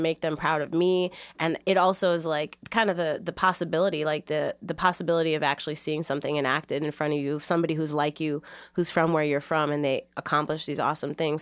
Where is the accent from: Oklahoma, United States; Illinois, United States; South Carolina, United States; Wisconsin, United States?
Illinois, United States; Chicago; moved away as an adult; now in Boston, United States; I grew up in Logan Square